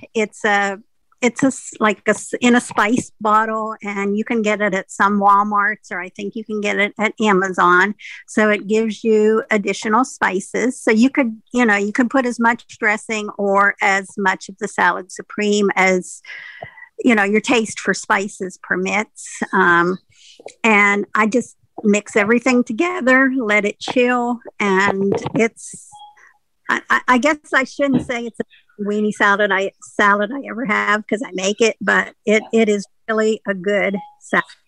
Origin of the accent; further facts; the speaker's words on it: Pittsburgh, Pennsylvania, United States; I'm from near Pittsburgh